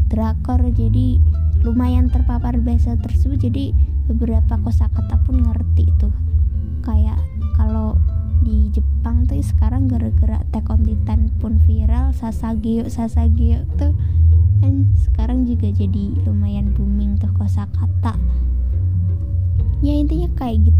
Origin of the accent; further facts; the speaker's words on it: Indonesia; first language Javanese; Indonesian is a second language; aku cukup bangga sih sama bahasa daerahku sendiri juga yaitu bahasa Jawa